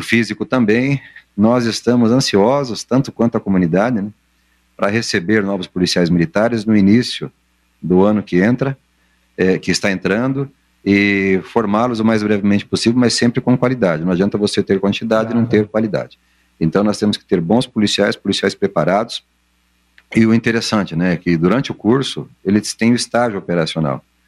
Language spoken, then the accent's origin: Portuguese; Londrina, Paraná, Brazil; Eu sou de Londrina